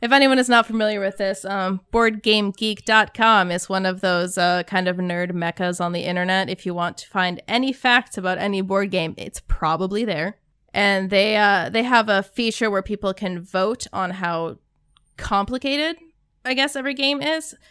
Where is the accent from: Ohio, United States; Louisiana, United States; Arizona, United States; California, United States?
Arizona, United States; also born or lived in Minnesota; I grew up in Arizona